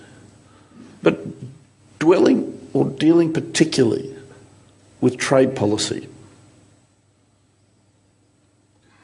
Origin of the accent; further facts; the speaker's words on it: Australia; moved away as an adult; now in London, United Kingdom; we Australians